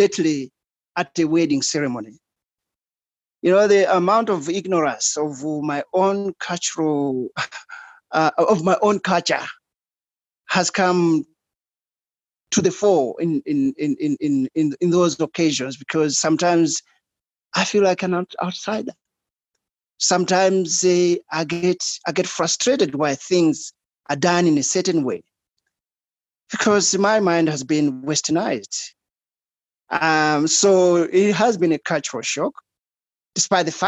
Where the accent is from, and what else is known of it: Malawi; moved away as an adult; also born or lived in Australia